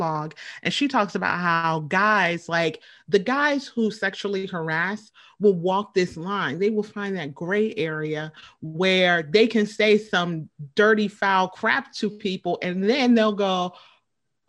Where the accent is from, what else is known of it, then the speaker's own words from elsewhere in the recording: Midwest, United States; from where we're from in the Midwest